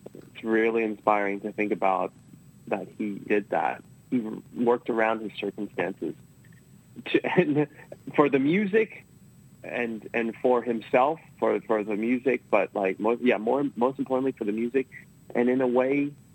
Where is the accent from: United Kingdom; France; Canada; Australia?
Australia; now in United States; I grew up in Australia. Maybe it's because uh, my family's Taiwanese.